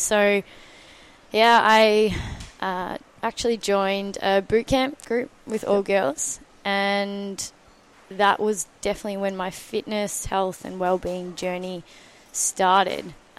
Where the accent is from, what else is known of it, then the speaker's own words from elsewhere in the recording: Mornington Peninsula, Victoria, Australia; I grew up on the Mornington Peninsula.